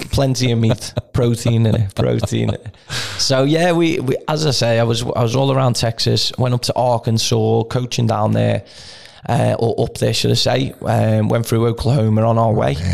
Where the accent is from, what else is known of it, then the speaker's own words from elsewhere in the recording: Canada; I mean, I'm from Canada.